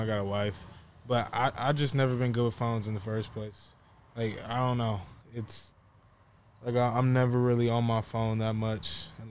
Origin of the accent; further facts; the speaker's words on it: Norco, California, United States; I'm from the Inland Empire, Norco